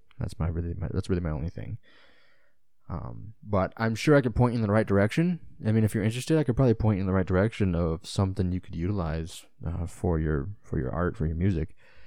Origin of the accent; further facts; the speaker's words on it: Illinois, United States; just like I'm from Illinois. So I'm an Illinois sports fan, a Chicago sports fan.